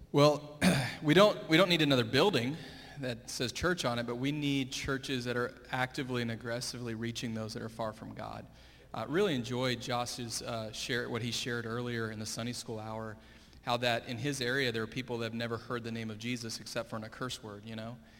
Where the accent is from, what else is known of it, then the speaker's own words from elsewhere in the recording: Fort Worth, Texas, United States; also born or lived in Springfield, Missouri; I grew up here uh, at Hallmark, went to Crowley ISD